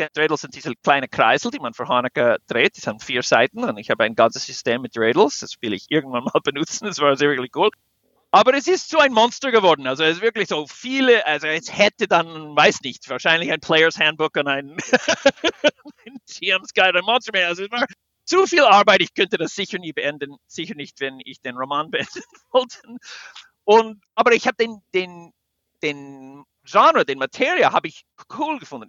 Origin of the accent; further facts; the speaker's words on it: United States; German is a second language; now in Switzerland; Also wir als Amerikaner